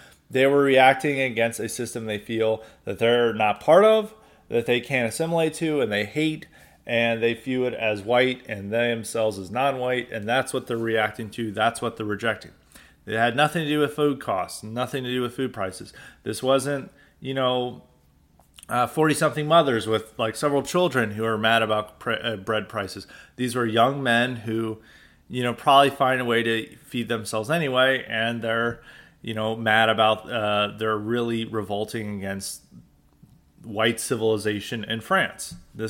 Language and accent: English; United States; It's a very American podcast, and we won't apologize for being an American.